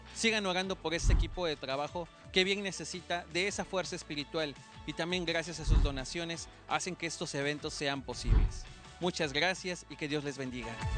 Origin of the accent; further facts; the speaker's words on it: Mexico City, Mexico; vengo desde la Ciudad de México